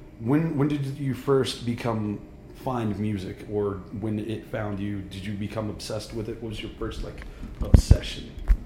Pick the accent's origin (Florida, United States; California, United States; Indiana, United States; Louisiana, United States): Louisiana, United States; Shreveport; moved away as an adult; now in Colorado, United States; I grew up in Shreveport, Louisiana.